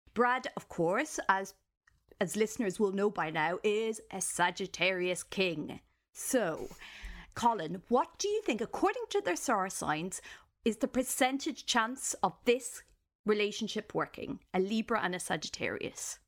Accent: Ireland; as an Irish person

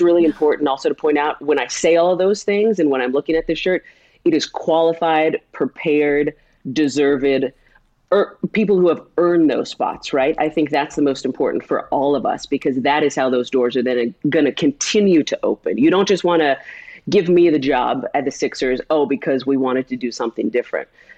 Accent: California, United States; moved away as an adult; now in Philadelphia, United States; a blonde gay chick from California

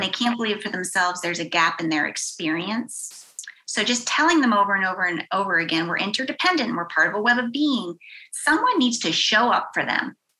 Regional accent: Western Pennsylvania, United States; moved away; I grew up in Western Pennsylvania in a very small town

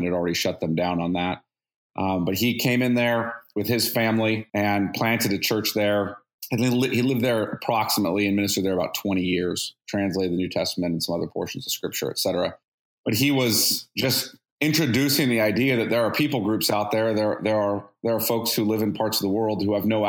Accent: Bakersfield, California, United States; I grew up in Bakersfield

